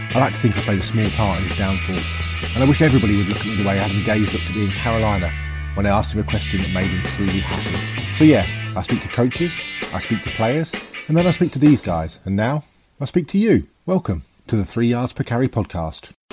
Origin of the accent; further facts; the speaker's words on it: England, United Kingdom; I'm English